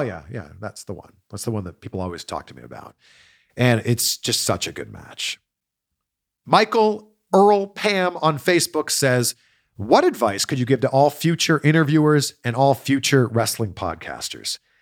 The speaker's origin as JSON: {"language": "English", "town": "Pickering", "region": "Ontario", "country": "Canada", "tie": "born or raised there", "said": "Pickering, my hometown"}